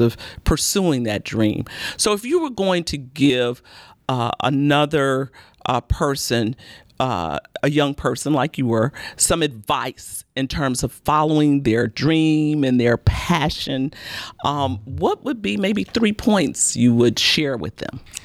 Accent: Chicago, Illinois, United States; now in Baton Rouge, United States; I was born and raised in Chicago

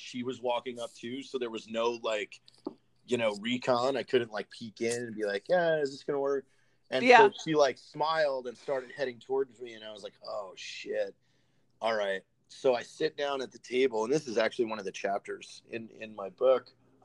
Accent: Novato, California, United States; I'm from Novato.

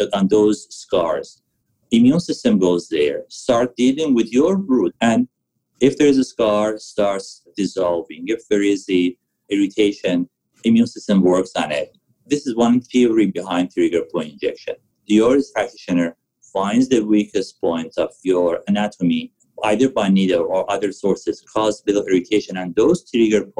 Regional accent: Tehran, Tehran Province, Iran; moved away as an adult; also born or lived in Vancouver area; now in Vancouver, Canada; I was born and raised in Iran, in Tehran

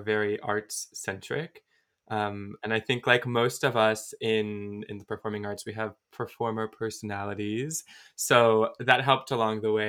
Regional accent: Virginia, United States; I'm from Virginia

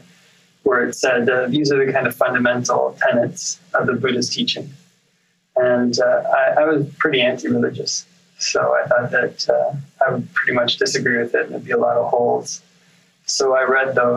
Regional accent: Oshawa, Ontario, Canada; also born or lived in Pickering, Ontario / Toronto; grew up mainly in Oshawa, just kind of the eastern end of the GTA. And then in high school, moved to Pickering, Ontario.

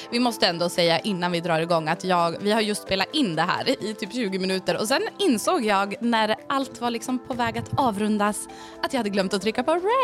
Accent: Sweden; Jag är ju uppvuxen uppe på Marieberg

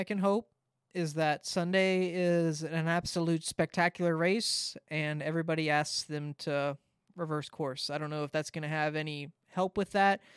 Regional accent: Southern California, United States; I get the ads 'cause I'm from Southern California

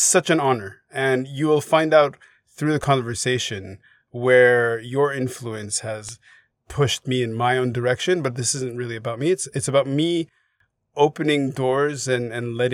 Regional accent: Montreal, Quebec, Canada; moved away; also born or lived in Hong Kong; I grew up in Montreal

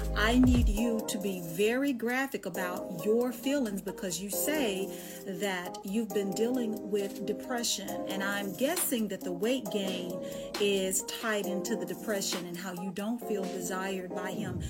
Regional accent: Dallas, Texas, United States; also born or lived in Charlotte; I'm from Dallas

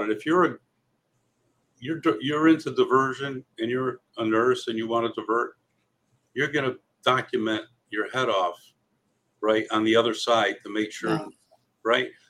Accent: Cheshire, Connecticut, United States; I grew up here in Connecticut in a small town called Cheshire

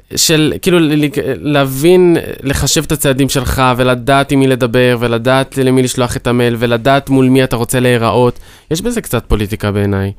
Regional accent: Ashdod, Southern District, Israel; כשאני מגיע לאוניברסיטה, אז אני אשדודי

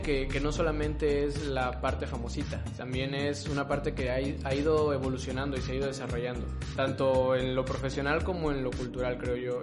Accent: Mexico; como mexicano

